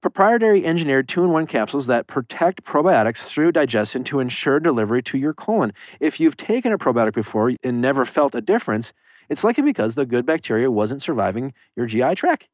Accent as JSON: {"language": "English", "town": "Waukesha", "region": "Wisconsin", "country": "United States", "moved": "as an adult", "lives_now": "Los Angeles, United States", "said": "I'm from Waukesha, Wisconsin"}